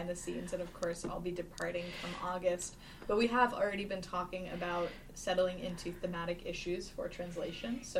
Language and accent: English; East Coast, United States; I'm from the East Coast.